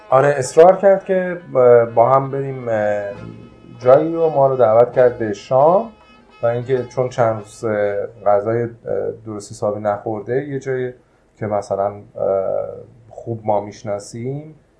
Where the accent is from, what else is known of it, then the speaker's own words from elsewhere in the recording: Iran; ما ایرانی هستیم